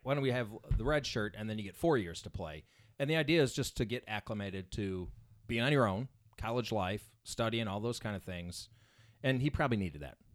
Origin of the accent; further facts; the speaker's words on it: Indiana, United States; I grew up in a town, like, subdivision, normal subdivision, but it was surrounded by cornfields, okay? This is in Indiana